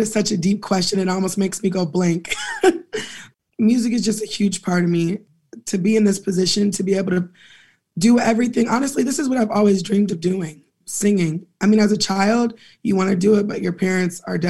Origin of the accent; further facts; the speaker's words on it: Pasadena, California, United States; also born or lived in Inglewood, California; Being from the West Coast, Los Angeles County, I'm from Pasadena, but I was born in Inglewood and my family is all up and through LA.